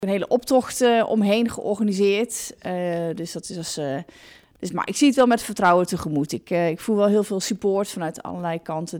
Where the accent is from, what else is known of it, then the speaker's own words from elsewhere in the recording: Ommen, Overijssel, Netherlands; moved away as an adult; also born or lived in Zwolle / Arnhem; now in Achterhoek, Netherlands; ik kom uit Ommen. Daar ben ik geboren.